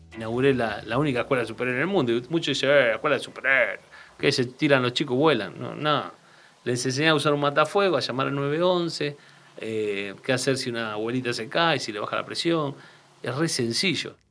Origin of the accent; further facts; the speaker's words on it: Aldo Bonzi, Buenos Aires Province, Argentina; barrio donde él vive y donde yo nací